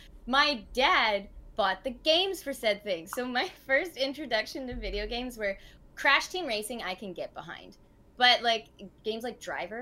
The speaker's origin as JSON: {"language": "English", "country": "Canada", "tie": "born or raised there", "said": "I'm half Irish and half Italian, and I was born in Canada."}